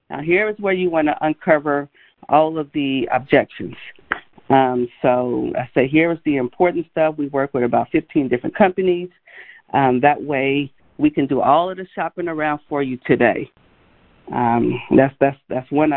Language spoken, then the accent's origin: English; Gary, Indiana, United States; I grew up in Gary, Indiana